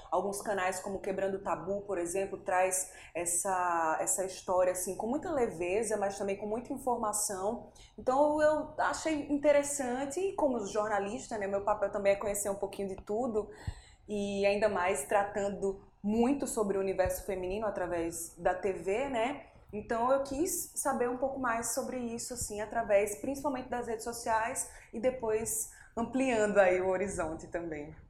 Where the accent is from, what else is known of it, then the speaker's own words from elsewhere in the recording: Pernambuco, Brazil; now in João Pessoa, Brazil; sou natural de Pernambuco, mas moro aqui em João Pessoa há mais ou menos uns 12, 13 anos.